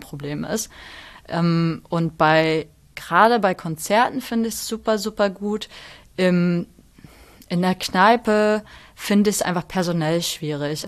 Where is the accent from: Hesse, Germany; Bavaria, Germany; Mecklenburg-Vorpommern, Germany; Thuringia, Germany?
Mecklenburg-Vorpommern, Germany; moved away as an adult; now in Hamburg, Germany; aus der Zeit, als ich da aufgewachsen